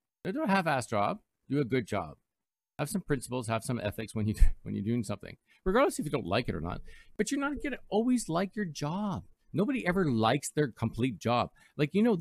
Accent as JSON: {"language": "English", "country": "Canada", "also_born_or_lived": "Toronto, Ontario", "said": "I'm Canadian"}